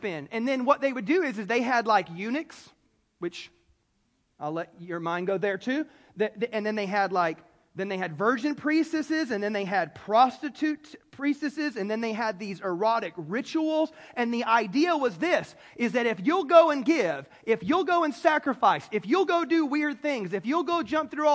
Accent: the South, United States; I'm from the South

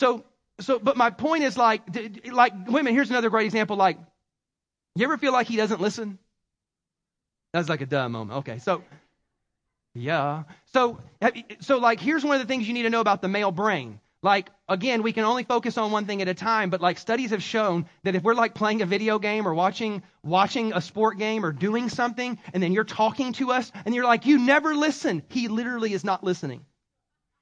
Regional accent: South Carolina, United States; accent: Southern; I have a Southernism because I'm from South Carolina.

